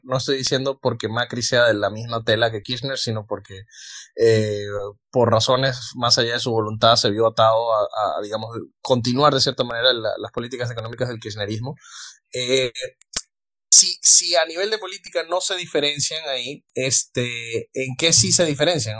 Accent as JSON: {"language": "Spanish", "country": "Venezuela", "said": "yo soy venezolano"}